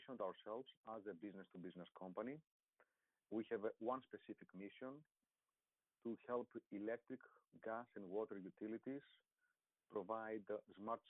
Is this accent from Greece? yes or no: yes; Greece; moved away; I was in my home country in Greece.